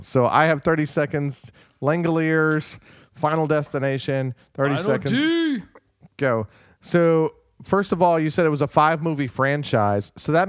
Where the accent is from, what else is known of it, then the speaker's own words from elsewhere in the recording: North Carolina, United States; born there; I was born in North Carolina.